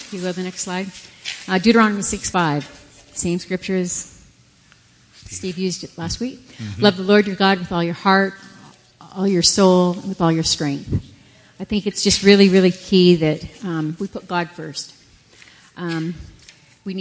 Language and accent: English; Canada; moved away; we're Canadian, so we were up in Canada, and we were having dinner with my whole family.